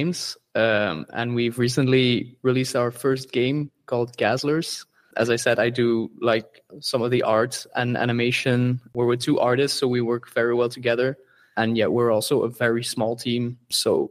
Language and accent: English; Belgium; where we're from, we're from Belgium